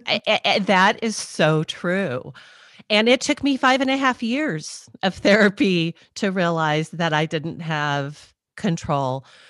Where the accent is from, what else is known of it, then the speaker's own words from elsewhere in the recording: Southern California, United States; also born or lived in Redondo Beach, California; I grew up in Southern California and, um, went to college in Southern California